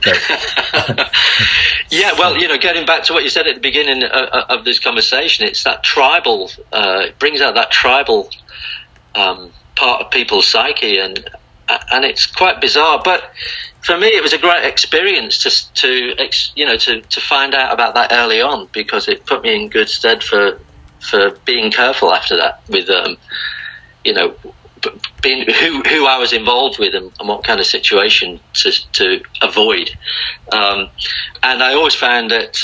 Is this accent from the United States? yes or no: no; Liverpool, North West England, United Kingdom; moved away as an adult; also born or lived in Blackpool; now in Australia; I moved from Liverpool actually when I was in my early teens to, to a place north of Liverpool called Blackpool